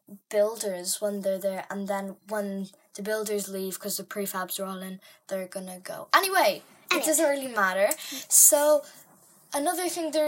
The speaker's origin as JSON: {"language": "English", "region": "County Meath", "country": "Ireland", "tie": "born or raised there"}